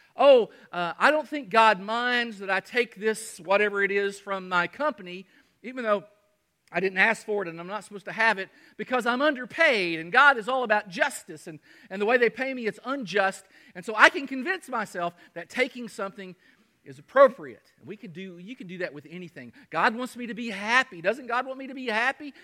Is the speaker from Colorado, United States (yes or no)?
no; Kentucky, United States; moved away; also born or lived in Michigan / Artesia, New Mexico; my hometown of Kentucky